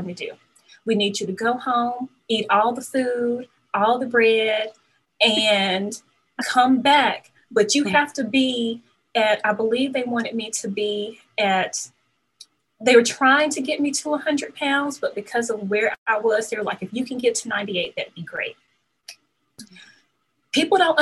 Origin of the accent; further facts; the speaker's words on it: Mississippi, United States; I can now get on the Air Force base in my hometown. I'm like, oh, I'm going to the military. I am getting out of Mississippi.